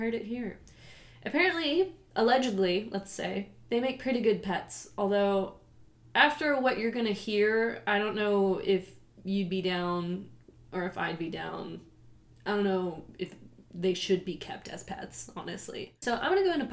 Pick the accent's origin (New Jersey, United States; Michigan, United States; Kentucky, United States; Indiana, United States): Kentucky, United States; Louisville; I'm from Louisville, Kentucky